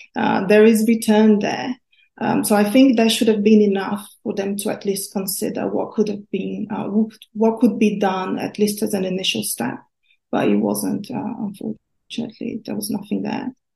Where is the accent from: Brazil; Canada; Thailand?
Brazil; now in United Kingdom; I grew up in Brazil where gambling is mostly illegal